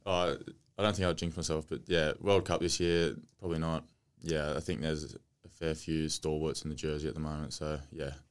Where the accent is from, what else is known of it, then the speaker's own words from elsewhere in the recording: Australia; growing up in Australia early on, rep footy